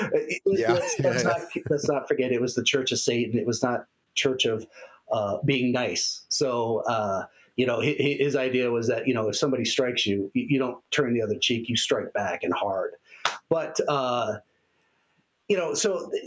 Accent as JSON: {"language": "English", "town": "Castle Rock", "region": "Colorado", "country": "United States", "tie": "born or raised there", "said": "I grew up in Castle Rock, Colorado, which is in Douglas County"}